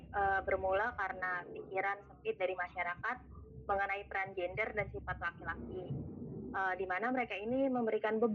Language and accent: Indonesian; West Java, Indonesia; gue juga orang Sunda gitu